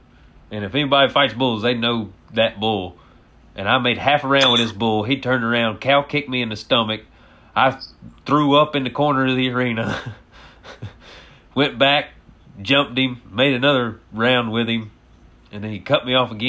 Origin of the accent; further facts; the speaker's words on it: Oklahoma, United States; I was from Oklahoma